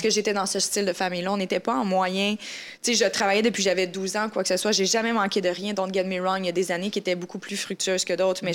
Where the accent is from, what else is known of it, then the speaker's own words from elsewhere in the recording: Canada; chez nous au Canada